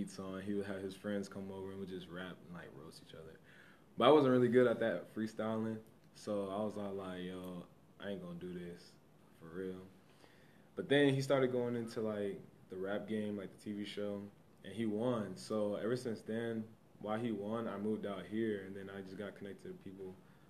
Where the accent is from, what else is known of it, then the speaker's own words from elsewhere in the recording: California, United States; moved away; I'm from California